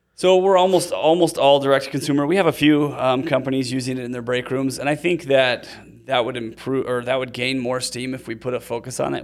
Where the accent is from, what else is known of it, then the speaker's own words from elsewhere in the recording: Utah, United States; also born or lived in Seattle; I'm from Utah